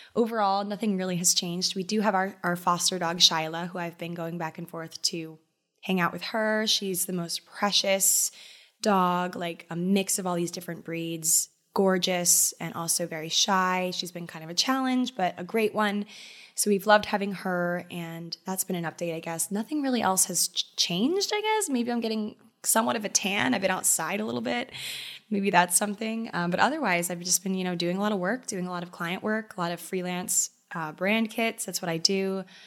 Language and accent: English; Maryland, United States; moved away as an adult; now in New York City, United States; my home state of Maryland